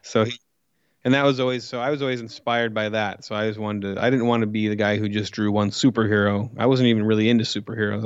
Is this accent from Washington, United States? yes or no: no; Coos Bay, Oregon, United States; moved away as an adult; also born or lived in Portland area, Oregon; now in Los Angeles, United States; I'm from Coos Bay, which is a small town in Oregon